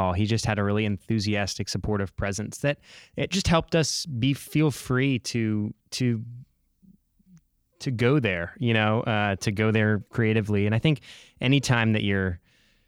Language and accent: English; Seattle, Washington, United States; I grew up in Seattle